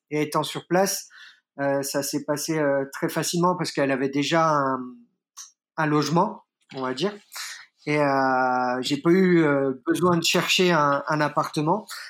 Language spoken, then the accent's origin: French; Burgundy, Bourgogne-Franche-Comté, France; moved away as an adult; now in Rome, Italy; Je suis à la base euh, originaire euh, de la Bourgogne, mais ayant euh, des origines corse et italiennes